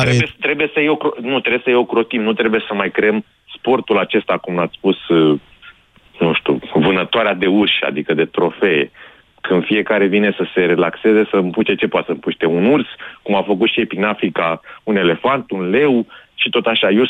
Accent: Oltenia, Romania; sunt din Oltenia și sunt exact în vecinătatea bazinului uh, mhm. limitului Oltenia

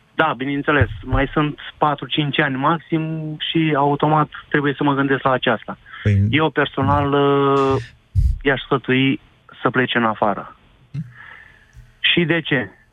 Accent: Galați, Galați County, Romania; eu sunt din Galați

